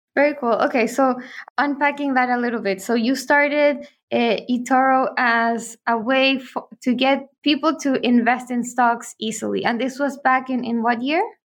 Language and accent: English; Chile; we're from Chile, we were there in Chile